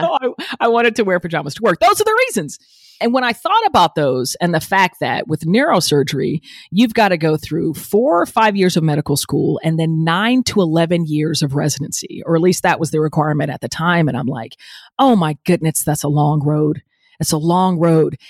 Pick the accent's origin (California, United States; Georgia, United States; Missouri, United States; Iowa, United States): Georgia, United States; Atlanta; I grew up in Atlanta, metro Atlanta